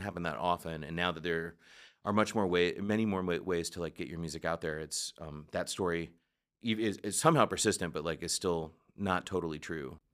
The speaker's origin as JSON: {"language": "English", "country": "United States"}